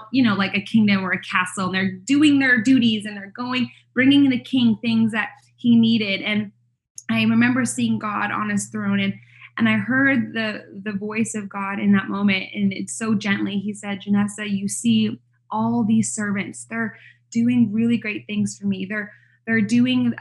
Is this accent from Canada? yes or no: yes; Canada; moved away as an adult; now in United States; Canada, which is where I'm from. I'm not American. I married an American, so I live here in the States.